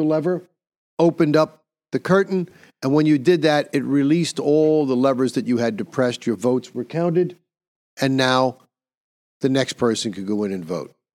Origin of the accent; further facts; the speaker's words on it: New York, United States; In my home state of New York, we used to have machines you didn't have to fill out anything.